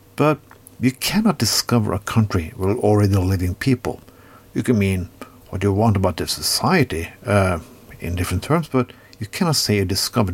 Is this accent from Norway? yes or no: yes; Norway; I come from Norway